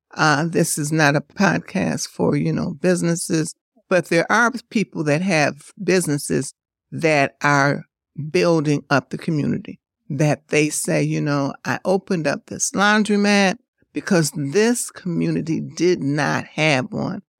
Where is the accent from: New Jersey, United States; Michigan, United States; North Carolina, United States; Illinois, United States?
Michigan, United States; Detroit; growing up on Northwest side, we had that. And then when I uh, moved to the east side